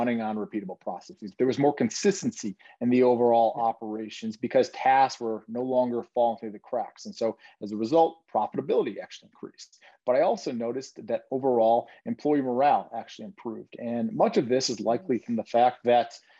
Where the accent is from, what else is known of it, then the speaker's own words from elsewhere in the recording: Detroit, Michigan, United States; now in Chicago, United States; I'm actually originally from Detroit.